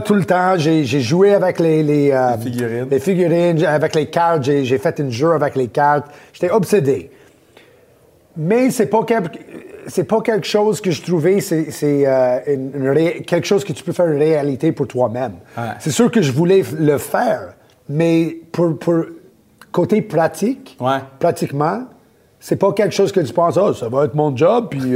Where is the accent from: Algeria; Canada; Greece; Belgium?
Canada; Laval, Quebec; also born or lived in Montreal / Orlando; né, à Montréal, à cartierville Ville-Saint-Laurent, quand j'étais jeune. On a déménagé à Laval. J'étais là pour euh, la plupart de mon, ma jeunesse